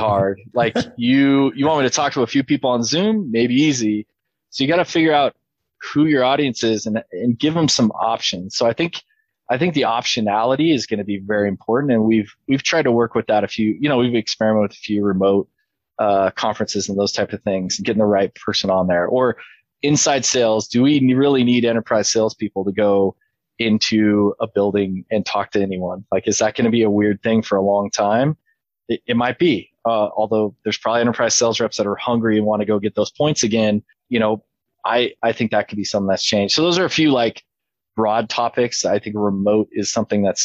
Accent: Idaho, United States; I'm from Idaho

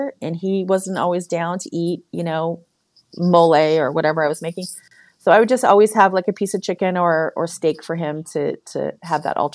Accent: San Francisco, California, United States; I'm from San Francisco

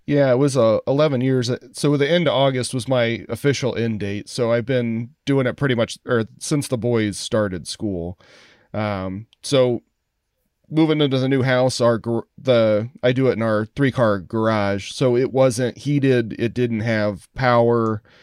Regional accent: Columbus, Indiana, United States; moved away as an adult; also born or lived in Chicago area, Illinois; now in Chicago, United States; grew up in Columbus, Indiana.

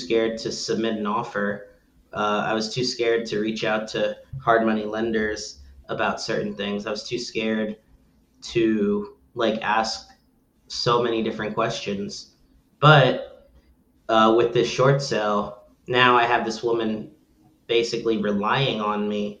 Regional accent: Belleville, New Jersey, United States; that was my hometown. I lived there my whole life

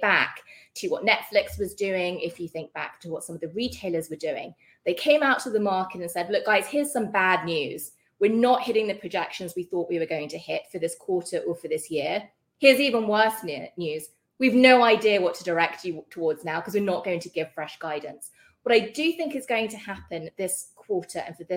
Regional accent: United Kingdom; accent: British; moved away; You can hear from my accent, I'm British

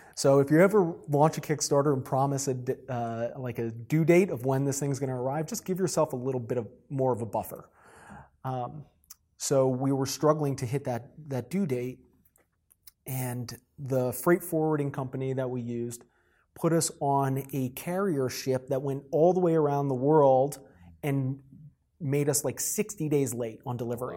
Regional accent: New Jersey, United States; moved away as an adult; also born or lived in South Carolina; I was born and raised in New Jersey

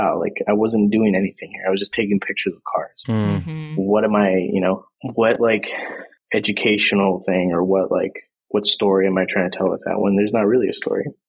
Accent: Visalia, California, United States; a place called Visalia. And it's like Central California

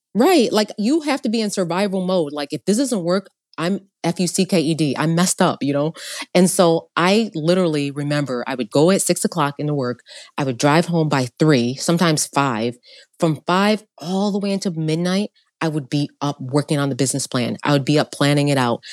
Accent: upstate New York, United States; also born or lived in Long Island, New York; I was born in Long Island, but then my parents split. Long story short, my mom's single mother, having to raise four kids in upstate New York

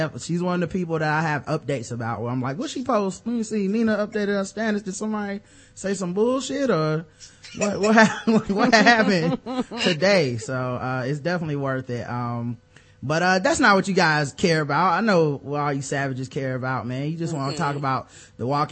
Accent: the South, United States; I'm from the South

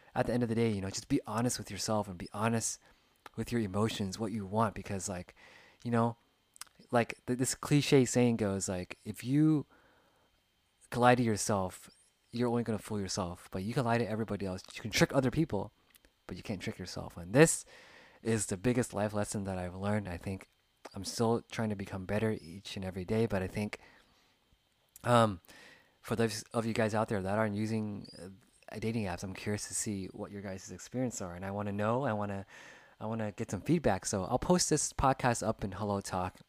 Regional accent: United States; growing up in America, you know, there's different cultures, different backgrounds

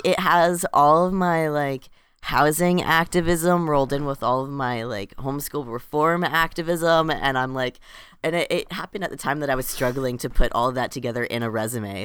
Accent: Florida, United States; I grew up in Florida and, you know, in the U S

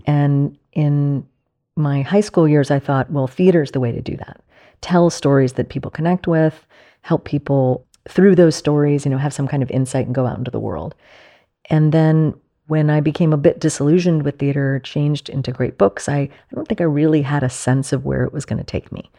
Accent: Mamaroneck, New York, United States; I grew up in Mamaroneck, which is on the Long Island Sound, just north of the city

